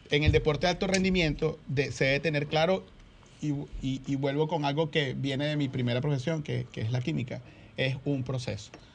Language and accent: Spanish; Venezuela; now in Dominican Republic; en mi país, Venezuela